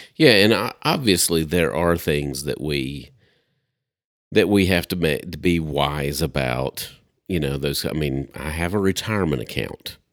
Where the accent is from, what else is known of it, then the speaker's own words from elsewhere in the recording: Upper East Tennessee, United States; moved away; I'm from Upper East Tennessee originally.